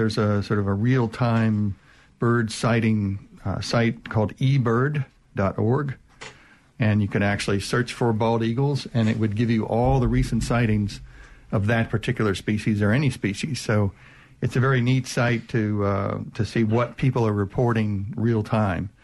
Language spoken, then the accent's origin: English; United States; now in Mississippi, United States; I grew up on the Chesapeake Bay